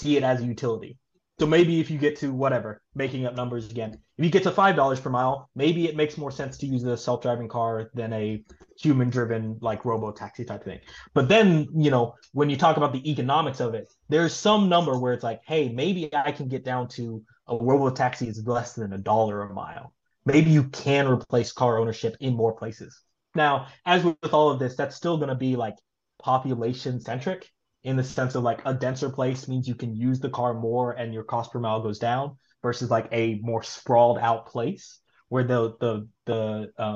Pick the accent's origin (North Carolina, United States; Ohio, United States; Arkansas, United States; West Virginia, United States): Arkansas, United States; Little Rock; moved away as an adult; also born or lived in Tulsa, Oklahoma / Pennsylvania / Florida; now in Oakland, United States; I grew up in Little Rock, Arkansas.